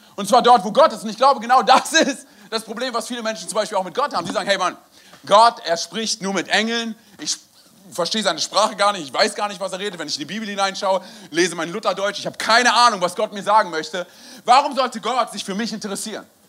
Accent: Berlin, Germany; moved away; also born or lived in Wiesbaden / Frankfurt; bin gebürtiger Berliner

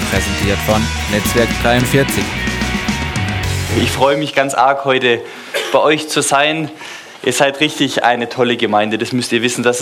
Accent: Stuttgart, Baden-Württemberg, Germany; born there; So, ich bin zwar in Stuttgart geboren, manche vermuten auch, dass ich in Stuttgart sterben werde

